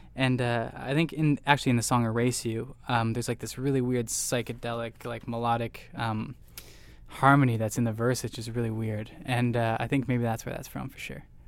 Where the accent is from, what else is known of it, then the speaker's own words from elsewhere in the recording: Orillia, Ontario, Canada; we're from Aurelio, Ontario, Canada